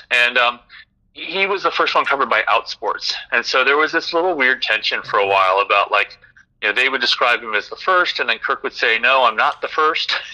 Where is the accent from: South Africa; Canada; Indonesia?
Indonesia; also born or lived in Philippines / Singapore; I grew up in Southeast Asia, Indonesia, the Philippines, Singapore, among other places.